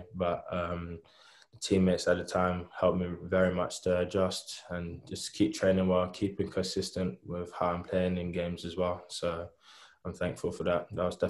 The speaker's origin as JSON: {"language": "English", "region": "London", "country": "United Kingdom", "tie": "born or raised there", "moved": "as an adult", "lives_now": "Bristol, United Kingdom", "said": "I grew up in London. Been there all my life. Went to Trinity School, Belvedere, Kent."}